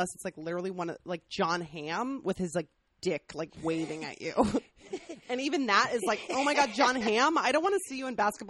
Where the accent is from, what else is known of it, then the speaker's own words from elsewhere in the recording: Colorado, United States; moved away; I'm from Colorado, and I went back to Denver recently